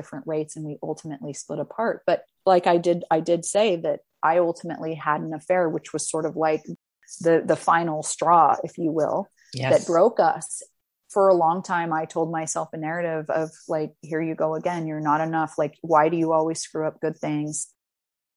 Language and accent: English; Utah, United States; I'm from Utah